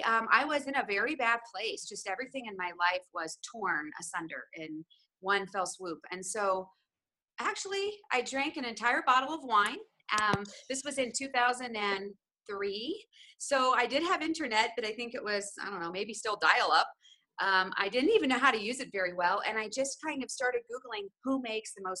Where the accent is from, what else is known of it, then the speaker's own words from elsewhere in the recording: Ohio, United States; I grew up in Ohio. I was born in Ohio.